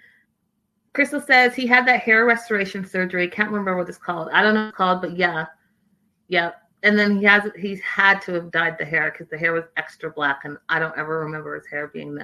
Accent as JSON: {"language": "English", "country": "Canada", "said": "I'm Canadian"}